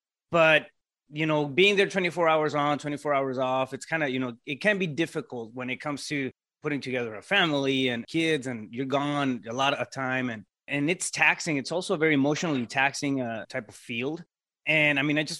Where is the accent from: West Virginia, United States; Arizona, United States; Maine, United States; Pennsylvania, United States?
Arizona, United States; Yuma; now in Phoenix, United States; I'm originally from Yuma.